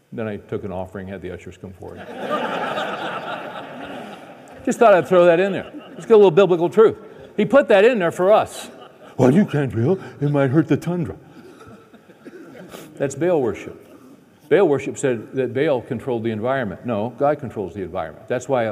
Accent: California, United States; moved away; We're from California originally, and we left

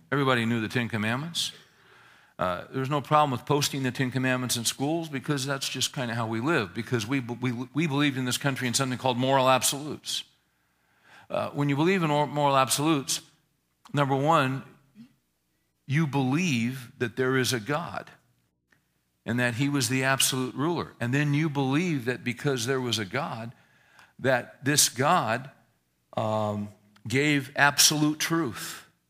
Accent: Northern California, United States; I grew up in Northern California in the sixties

